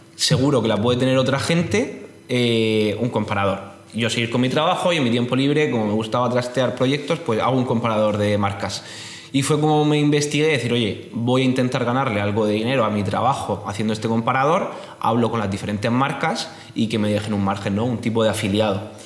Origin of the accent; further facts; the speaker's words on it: Region of Murcia, Spain; soy murciano, tengo 26 años